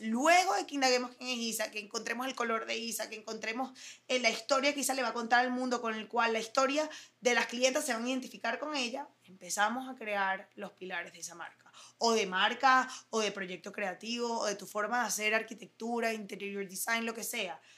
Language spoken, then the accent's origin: Spanish; Caracas, Capital District, Venezuela; moved away as an adult; also born or lived in United States / Germany; nací aquí en Venezuela, soy de Caracas, Venezuela, lo digo con muchísimo orgullo y me fui lamentablemente de Venezuela a los 18